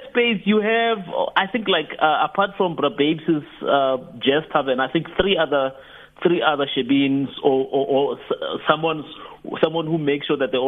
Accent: South Africa; I grew up in Harankua

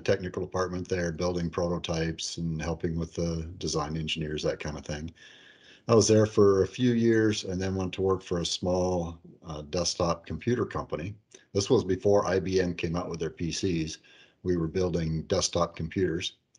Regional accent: La Porte City, Iowa, United States; moved away as an adult; also born or lived in New Lenox, Illinois; I grew up in LaPorte City, Iowa, um, about 15 miles south of Waterloo, northeast Iowa

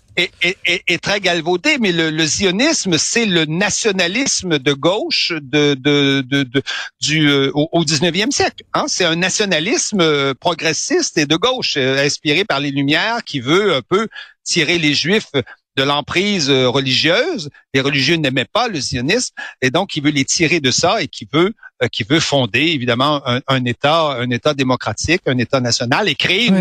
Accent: Canada; now in Paris, France; comme chez nous au Canada

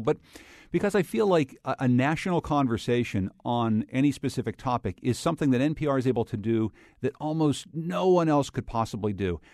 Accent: Winsted, Connecticut, United States; in my hometown of Winstead, Connecticut

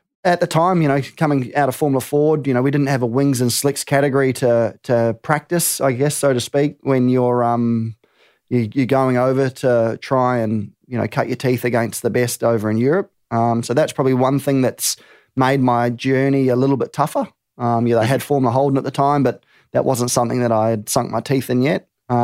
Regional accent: New Zealand; And, you know, being New Zealander, I'm a New Zealander

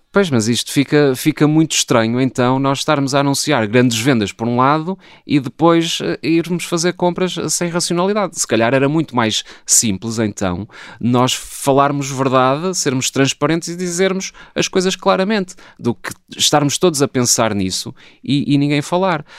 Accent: Porto, Norte, Portugal; eu que até nasci no Porto eh, e portanto sou um sportinguista do Porto

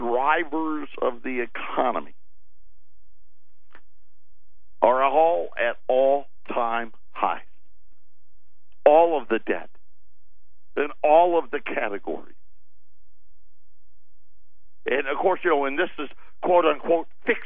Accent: United States; we're still American.

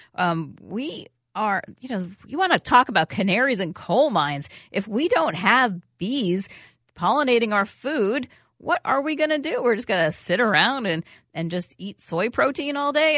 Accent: New York City, New York, United States; moved away; I grew up in New York City

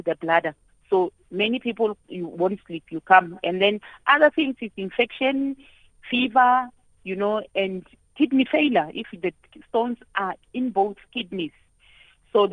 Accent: Limpopo, South Africa; I'm from Limpopo

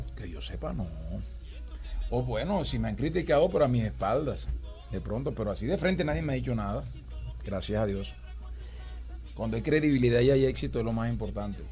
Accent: Valledupar, Cesar, Colombia; Yo nací en Valledupar

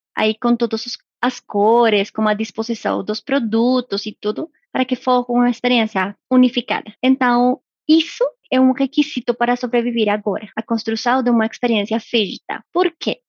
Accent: Colombia; moved away; sou colombiana

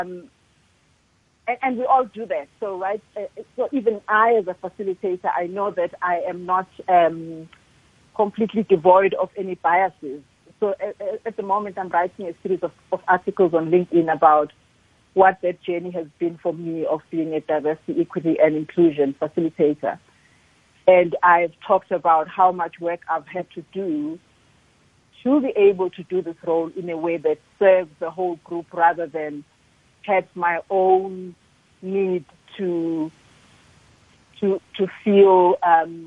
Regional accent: Ndaleni, KwaZulu-Natal, South Africa; moved away; I was born in a little place called Ndaleni near Richmond in KZN

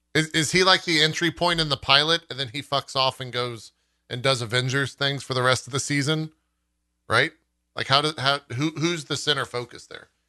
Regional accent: San Antonio, Texas, United States; I grew up in San Antonio

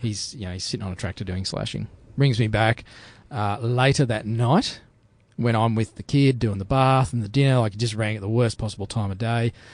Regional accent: Australia; I'm an Aussie bloke

